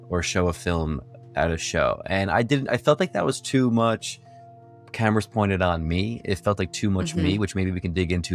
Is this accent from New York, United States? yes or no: yes; New York, United States; now in San Diego, United States; I'm a filmmaker from New York based in San Diego.